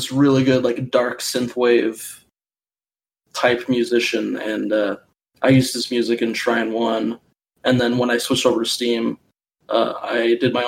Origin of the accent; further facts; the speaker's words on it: Minnesota, United States; I was born in Minnesota